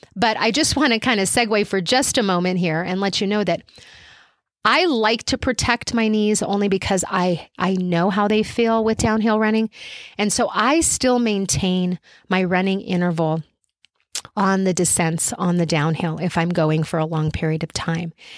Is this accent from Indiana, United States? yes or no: no; Albuquerque, New Mexico, United States; I live in Albuquerque, New Mexico